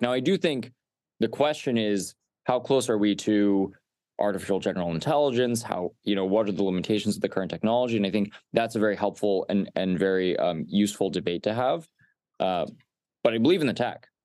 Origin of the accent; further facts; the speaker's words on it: Los Alamos, New Mexico, United States; I grew up in Los Alamos, New Mexico